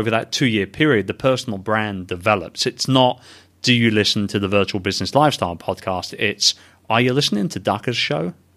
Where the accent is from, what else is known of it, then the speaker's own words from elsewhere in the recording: London, United Kingdom; moved away; I'm a very proud Brit, born and raised in London